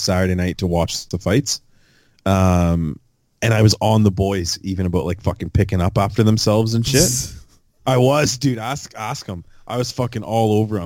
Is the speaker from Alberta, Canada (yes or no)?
no; Fort Erie, Ontario, Canada; I'm from a town 15 minutes outside the Falls.